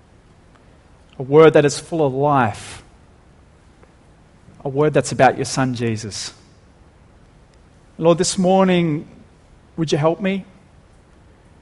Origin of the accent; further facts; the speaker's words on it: Dapto, New South Wales, Australia; growing up in Dapto